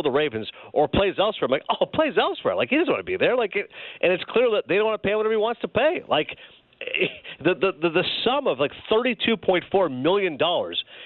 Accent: Canada; growing up in Canada

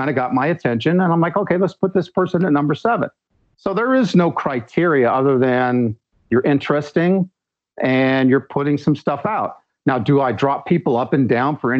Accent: United States; I'm from the United States

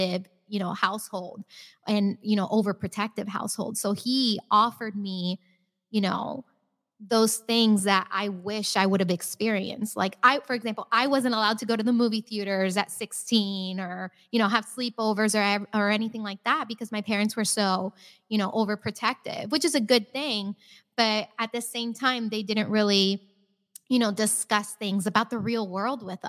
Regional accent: Naples, Florida, United States; I had the perfect childhood growing up in Naples.

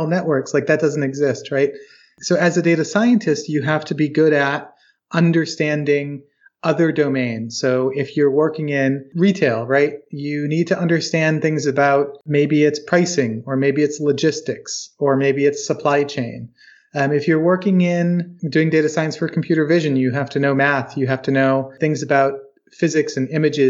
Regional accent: Charlottesville, Virginia, United States; I'm from Charlottesville, Virginia

